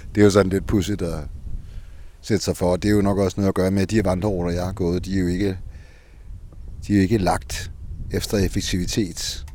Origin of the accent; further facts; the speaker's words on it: Copenhagen, Capital Region of Denmark, Denmark; Som københavner